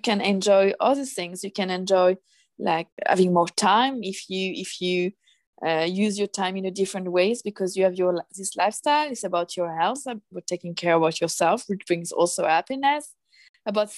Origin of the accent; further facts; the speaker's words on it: France; moved away as an adult; now in Stockholm, Sweden; I'm originally from France